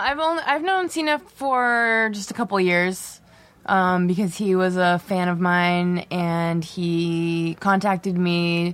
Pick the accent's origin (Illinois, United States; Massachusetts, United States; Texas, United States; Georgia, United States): Massachusetts, United States; moved away as an adult; now in Los Angeles, United States; I'm from Massachusetts.